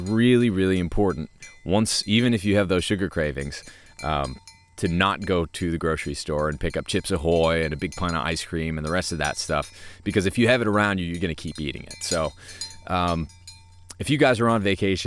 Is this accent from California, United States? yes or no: no; New Hampshire, United States; moved away; our place where I grew up in New Hampshire